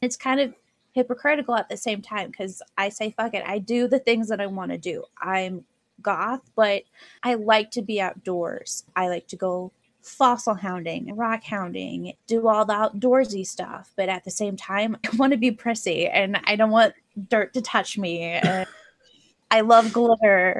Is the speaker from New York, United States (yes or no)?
no; Iowa, United States; I grew up in the Midwest, Iowa